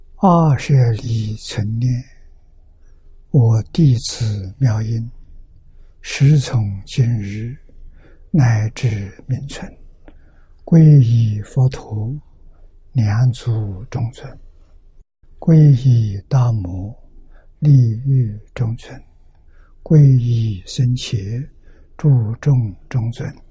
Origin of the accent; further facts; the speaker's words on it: China; 我们中国人